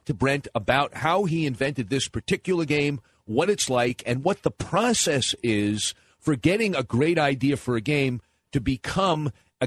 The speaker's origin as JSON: {"language": "English", "area": "Nassau County, Long Island", "region": "New York", "country": "United States", "tie": "born or raised there", "said": "I grew up in Nassau County, Hempstead, Hicksville, and Westbury"}